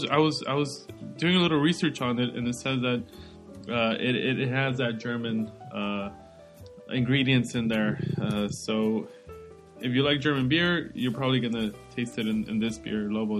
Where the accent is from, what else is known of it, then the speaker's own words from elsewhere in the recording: Mexico City, Mexico; now in United States; I was born in Mexico. What part? DF, Distrito Federal, bro. Chilango.